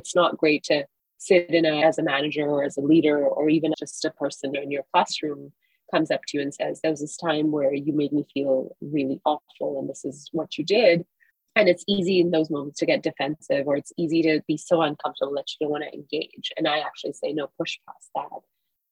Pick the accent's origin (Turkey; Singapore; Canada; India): Singapore; now in United States; I grew up in Singapore, a country in which homosexuality is still criminalized